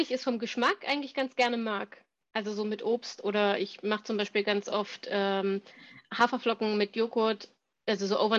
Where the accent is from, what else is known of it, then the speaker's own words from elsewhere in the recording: Thuringia, Germany; wie bin ich groß geworden auf dem Dorf in Thüringen, ähm, wo man noch selber schlachtet